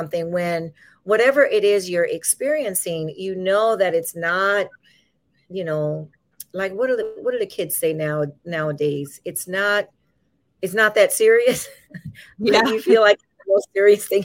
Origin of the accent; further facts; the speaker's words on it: Louisiana, United States; now in California, United States; I'm originally from Louisiana.